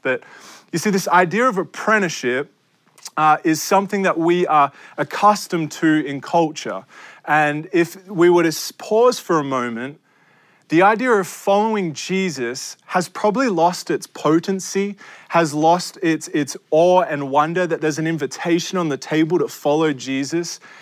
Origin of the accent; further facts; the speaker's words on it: Australia; now in United States; I am an Australian. This is my, an Australian passport, and I love Australia. I live in your country, America.